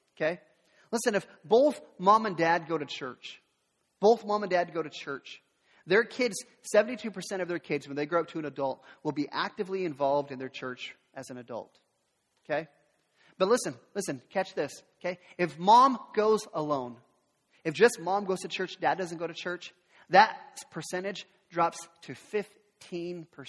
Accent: the Northwest, Pacific Northwest, United States; I'm from the Northwest, so I, I'm a Seattle sports fan

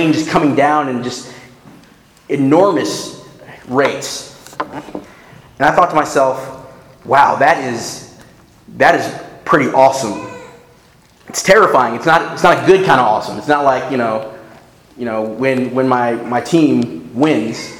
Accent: Northern Virginia, United States; also born or lived in North Carolina; I grew up here in Northern Virginia, but I went to college in North Carolina

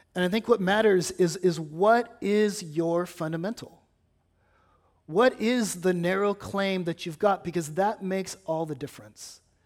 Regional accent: California, United States; now in Batesville, United States; having grown up in California

